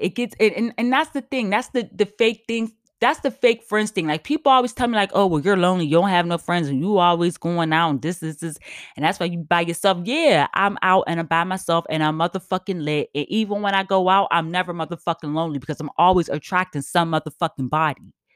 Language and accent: English; United States; also born or lived in New York; I'm black as hell, I'm American as fuck